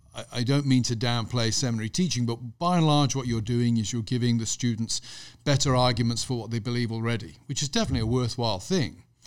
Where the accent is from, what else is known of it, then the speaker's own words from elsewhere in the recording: Gloucestershire, South West England, United Kingdom; also born or lived in Birmingham; I was born near Birmingham, but when I was pretty young, my parents moved to Gloucestershire, over in the west country of England. So I had a very rural upbringing